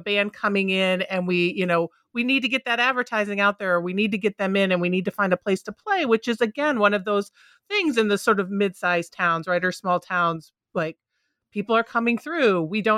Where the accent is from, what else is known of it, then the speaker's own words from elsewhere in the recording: Minneapolis, Minnesota, United States; also born or lived in Mankato; Because I grew up right outside of Minneapolis, right? Minneapolis, St. Paul. So we did have we had a big venue, and we had a number of venues.